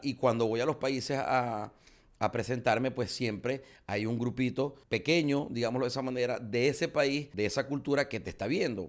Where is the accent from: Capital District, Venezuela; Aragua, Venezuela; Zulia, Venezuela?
Zulia, Venezuela; fui selección de mi estado